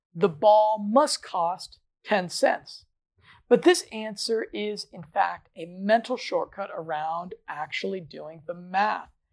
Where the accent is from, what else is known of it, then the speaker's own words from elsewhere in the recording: Colorado, United States; I'm from Colorado. I'm from one of the most liberal states when it comes to marijuana